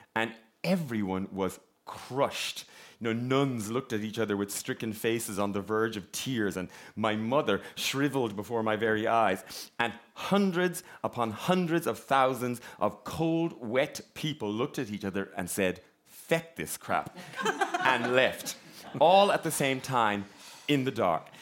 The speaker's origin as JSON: {"language": "English", "town": "Ballinrobe", "region": "Connacht", "country": "Ireland", "tie": "born or raised there", "said": "I am from a small town in County Mayo called Ballinrobe"}